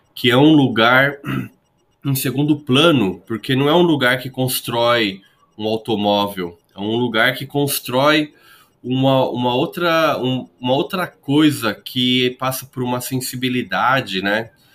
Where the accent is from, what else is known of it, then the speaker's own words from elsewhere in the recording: São Paulo, Brazil; eu sou de São Paulo